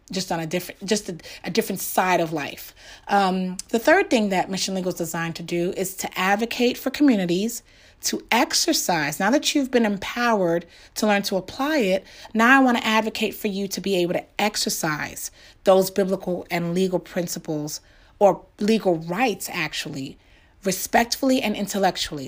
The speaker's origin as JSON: {"language": "English", "region": "New York", "country": "United States", "tie": "born or raised there", "said": "growing up in New York"}